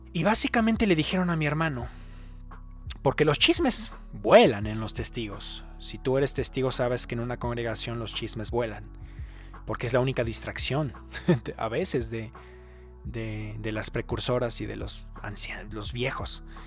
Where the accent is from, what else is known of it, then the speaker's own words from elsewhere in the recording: Mexico; moved away; soy de México.